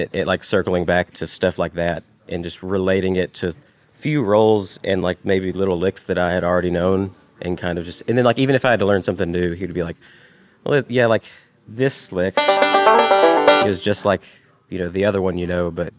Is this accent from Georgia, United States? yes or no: yes; Ringgold, Georgia, United States; moved away; I grew up in Ringgold, Georgia, which is right south of Chattanooga, Tennessee, across the line.